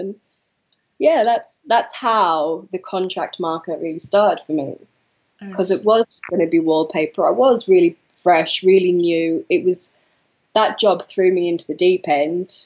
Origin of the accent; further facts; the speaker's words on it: the North East, North East England, United Kingdom; moved away as an adult; also born or lived in Manchester; I'm from the Northeast